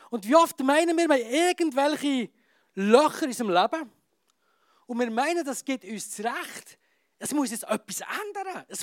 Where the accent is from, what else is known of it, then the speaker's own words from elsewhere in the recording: Graubünden, Switzerland; Und äh, als Bündner sowieso, oder? Steinbock.